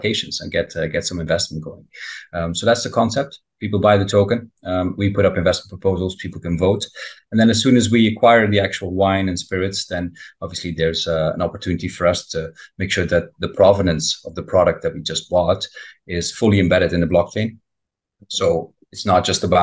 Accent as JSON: {"language": "English", "country": "Belgium", "tie": "born or raised there", "said": "I grew up in Belgium, right next to the old world, France."}